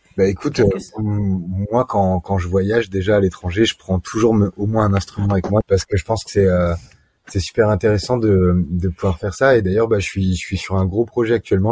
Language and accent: French; France; en tant que Français touriste